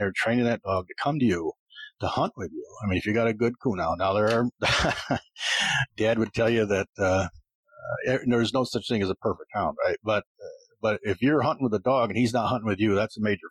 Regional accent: Painted Post, New York, United States; I'm from Painted Post

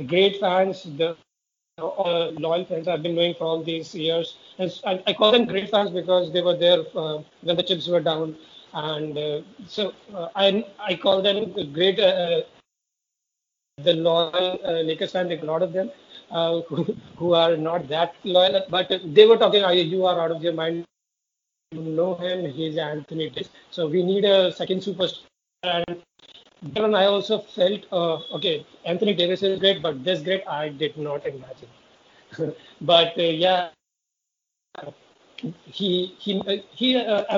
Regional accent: Jaipur, Rajasthan, India; moved away as an adult; now in Pune, India; I'm born and brought up in Jaipur only.

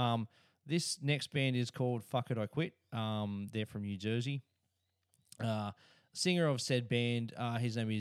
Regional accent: Australia; me as an Australian

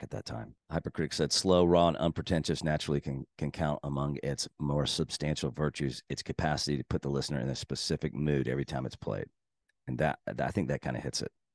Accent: Texas, United States; I'm from Texas

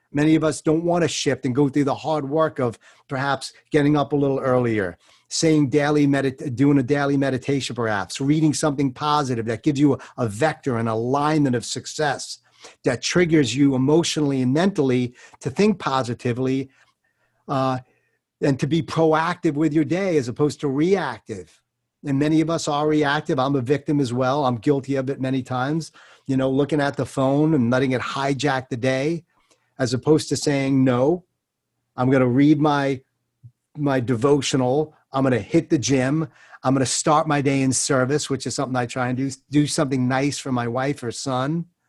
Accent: New York, United States; I'm a Jew from New York

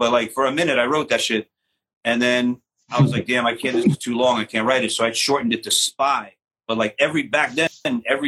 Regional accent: New York City, New York, United States; I grew up in Forest Hills

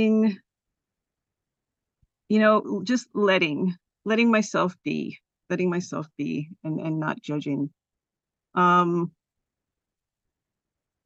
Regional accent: Los Gatos, California, United States; also born or lived in San Francisco; I was born here in San Francisco, but I grew up in the South Bay in Los Gatos

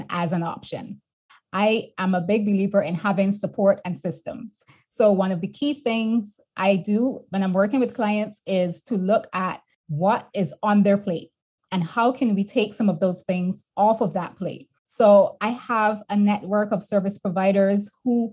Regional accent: Barbados; moved away as an adult; also born or lived in Boston / London / Canada; I'm born and bred in Barbados

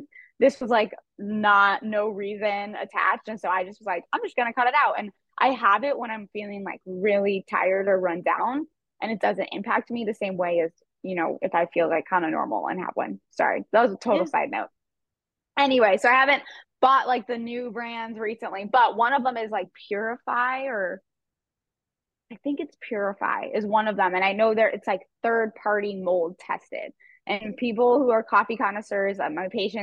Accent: Scottsdale, Arizona, United States; Scottsdale, Arizona area. I'm actually one of the few that was born and raised here

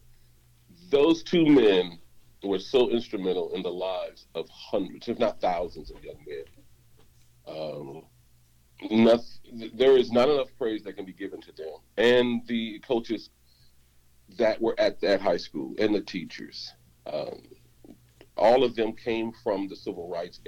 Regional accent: St. Louis, Missouri, United States; moved away as an adult; also born or lived in Washington, D.C. area; I'm from St. Louis.

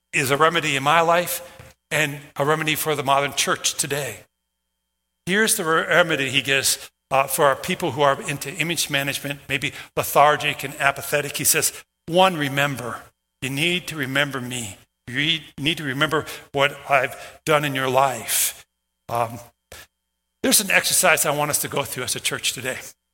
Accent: Minnesota, United States; moved away as an adult; also born or lived in Iowa / North Dakota; I grew up in Minnesota.

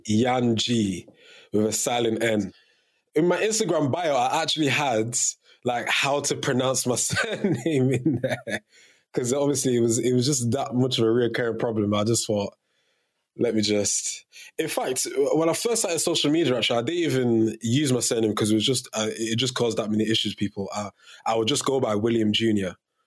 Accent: Cameroon; was born, 1999, you know, Fresh Prince and all that, it was very, very popular in Cameroon, which is my home country.

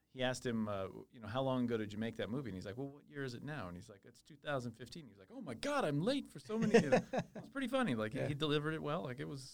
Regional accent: Iowa, United States; moved away; we used to live in Iowa. I was born in Iowa, actually.

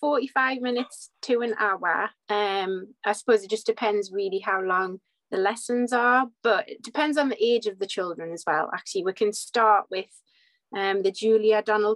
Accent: Whitley Bay, North East England, United Kingdom; accent: Geordie/North East; So I'm in Whitley Bay, so right on the northeast coast, just on the coast across from Newcastle, hence the accent.

